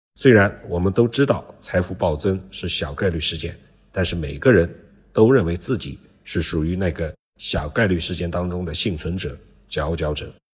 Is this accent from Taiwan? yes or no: no; China; 我们中国人